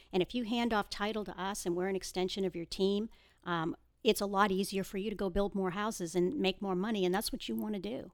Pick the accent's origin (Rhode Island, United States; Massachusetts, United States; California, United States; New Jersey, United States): Massachusetts, United States; Boston; moved away as an adult; now in Houston, United States; I was born and raised in the Boston area. I moved to Texas thirty years ago this July.